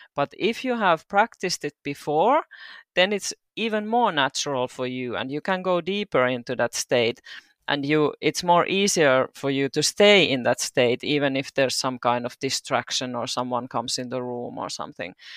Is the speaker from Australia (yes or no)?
no; Turku, Southwest Finland, Finland; moved away as an adult; now in Seinäjoki, Finland; I'm originally from Turku. I mo, uh, lived there twenty-two years